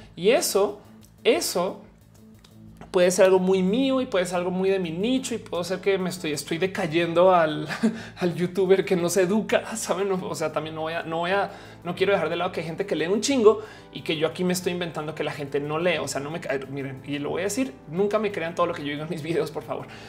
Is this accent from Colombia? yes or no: no; Mexico; also born or lived in Santa Fe, Mexico City; como mexicanos